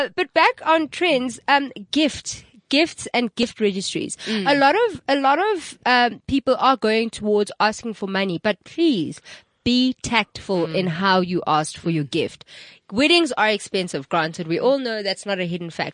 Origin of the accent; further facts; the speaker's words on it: South Africa; as a South African